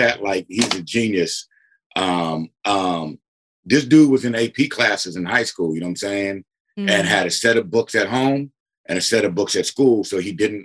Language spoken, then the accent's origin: English; Berkeley, California, United States; growing up in Berkeley